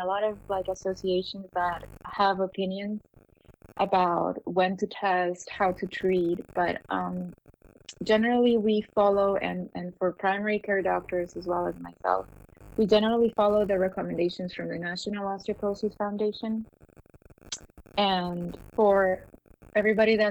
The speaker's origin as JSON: {"language": "English", "country": "Peru", "also_born_or_lived": "Miami", "moved": "as an adult", "said": "I'm from Peru. I trained there"}